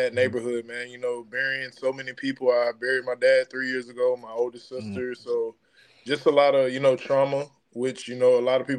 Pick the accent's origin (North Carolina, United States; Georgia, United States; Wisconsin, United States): Georgia, United States; Scottdale; I'm from Scottsdale, Georgia.